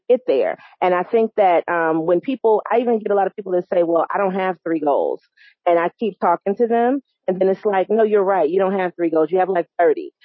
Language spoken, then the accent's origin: English; New York, United States; now in North Carolina, United States; I am from New York